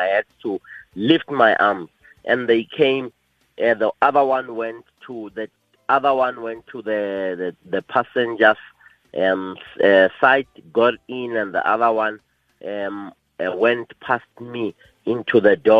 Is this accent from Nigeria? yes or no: no; South Africa; my hometown in Bekazal